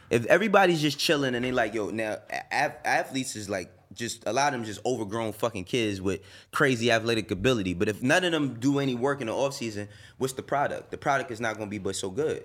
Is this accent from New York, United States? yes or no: yes; New York City, New York, United States; also born or lived in Harlem; I was born and raised in the Bronx. I moved to Harlem when I was twelve